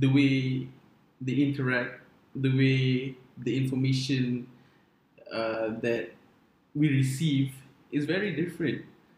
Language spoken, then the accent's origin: English; Rawang, Selangor, Malaysia; So I live in Rawang. I've grown in I grew up in Rawang, so I have that suburban background